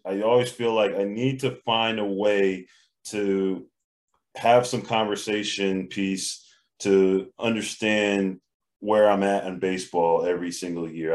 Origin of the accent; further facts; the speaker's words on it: Connecticut, United States; I am from Connecticut